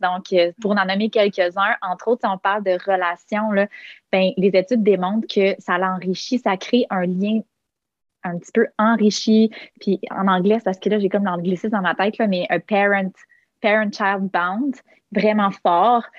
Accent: Quebec City, Quebec, Canada; moved away as an adult; now in Montreal, Canada; je suis originaire de Québec. Euh, euh, installée à Montréal maintenant, probablement pour de bon.

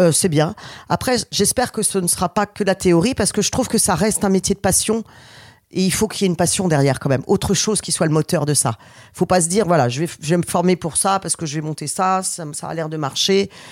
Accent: Nantes, Pays de la Loire, France; on est Nantais depuis toujours

